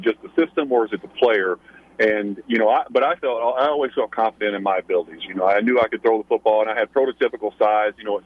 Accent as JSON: {"language": "English", "region": "southeast Kentucky", "country": "United States", "tie": "born or raised there", "said": "where I grew up in Kentucky, in southeast Kentucky, I grew up just as close to Knoxville, Tennessee, as I did to Lexington, Kentucky"}